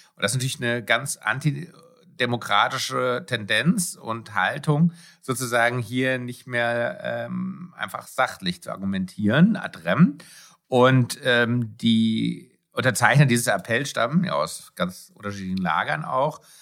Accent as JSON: {"language": "German", "country": "Germany", "said": "bei uns in Deutschland"}